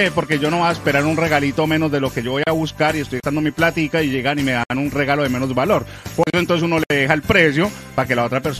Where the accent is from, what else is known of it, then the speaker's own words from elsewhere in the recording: Pereira, Risaralda, Colombia; O sea, en mi país, que soy colombiana, en mi país soy dice una persona chicanera.